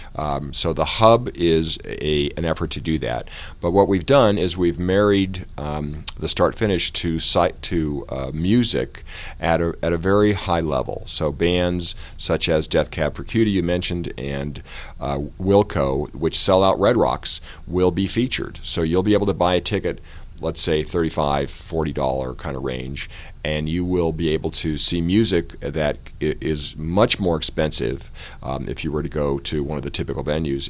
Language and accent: English; Colorado, United States; I grew up in Colorado, and uh, I grew up in a sporting goods family